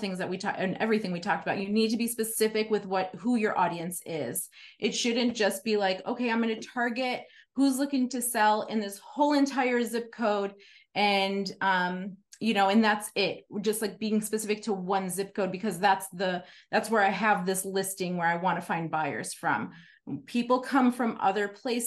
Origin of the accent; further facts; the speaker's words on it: Chicago, Illinois, United States; now in Fountain Hills, United States; I grew up in Chicago.